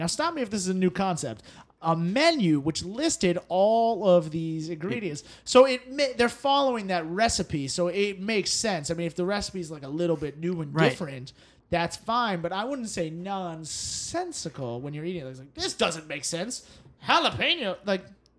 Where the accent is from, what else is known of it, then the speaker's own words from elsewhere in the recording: New York City, New York, United States; Chestnuts are the side because I'm from New York, and it just reminds me of New York winters when we have chestnuts.